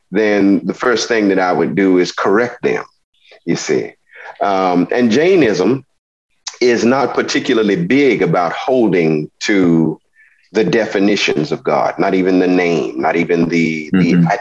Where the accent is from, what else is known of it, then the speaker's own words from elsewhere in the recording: the South, United States; because I am an American um, I recognize my experiences with religion, my experiences in culture, my experiences as an African American originating from the South